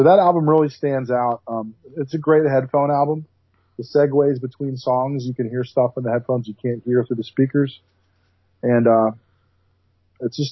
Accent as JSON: {"language": "English", "town": "Atlanta", "region": "Georgia", "country": "United States", "tie": "born or raised there", "said": "growing up in Metro Atlanta"}